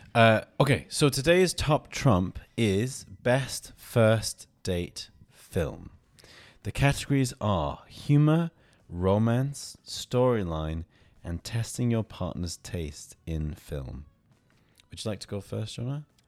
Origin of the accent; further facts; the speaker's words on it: United Kingdom; I'm, I'm from the U K